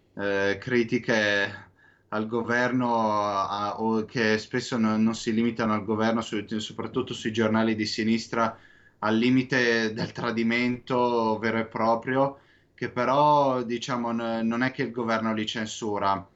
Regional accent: San Donato Milanese, Lombardy, Italy; now in Israel; non sono proprio milanese quanto di Sa-, San Donatese di San Donato Milanese

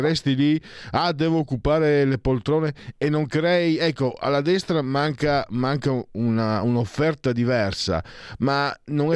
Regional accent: Venice area, Veneto, Italy

